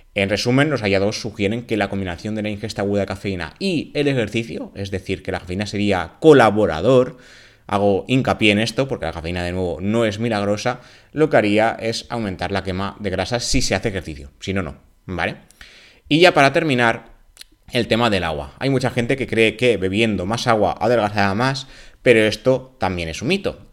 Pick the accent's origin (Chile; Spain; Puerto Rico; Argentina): Spain; en España somos más de tomar café que de té